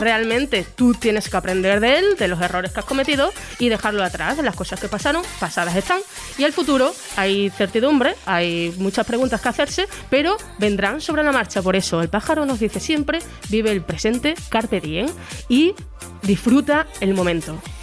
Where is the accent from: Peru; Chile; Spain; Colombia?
Spain; Extremadura; nosotros somos extremeños